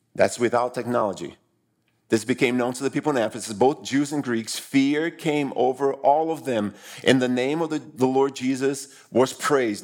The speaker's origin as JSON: {"language": "English", "country": "Brazil", "tie": "born or raised there", "moved": "yes", "said": "I grew up in Brazil"}